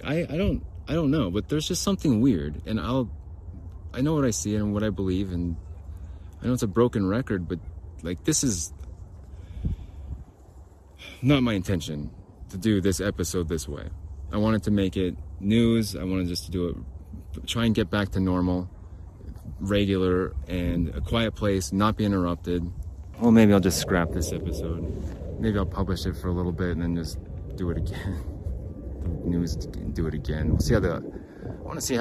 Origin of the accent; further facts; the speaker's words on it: Arizona, United States; now in Utah, United States; Growing up in Arizona, I moved to Utah for the fishing and for the weather